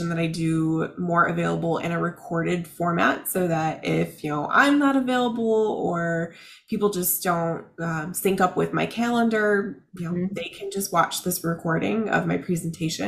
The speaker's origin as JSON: {"language": "English", "town": "Chicago", "region": "Illinois", "country": "United States", "moved": "yes", "lives_now": "Tampa Bay area, United States", "said": "I'm originally from Chicago"}